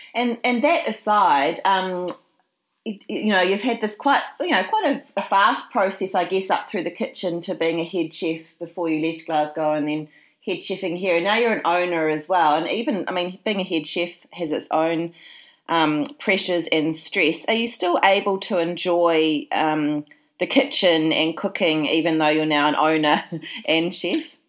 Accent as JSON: {"language": "English", "town": "Christchurch", "region": "Canterbury", "country": "New Zealand", "tie": "born or raised there", "moved": "yes", "said": "when I went back to my hometown, Christchurch in New Zealand"}